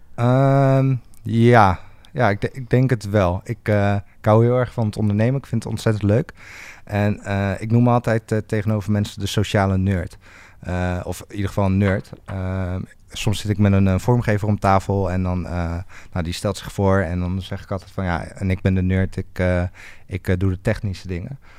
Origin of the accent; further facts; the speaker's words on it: near Rotterdam, South Holland, Netherlands; moved away as an adult; now in Groningen, Netherlands; ik kom uit de buurt van Rotterdam. ik woon nu al acht jaar in, in het mooie Groningen.